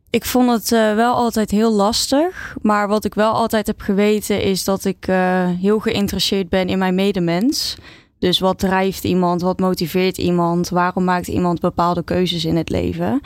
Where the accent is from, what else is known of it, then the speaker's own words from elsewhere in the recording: Oosterhout, North Brabant, Netherlands; ik ben opgegroeid in uh, Oosterhout, stadje in eh, Noord-Brabant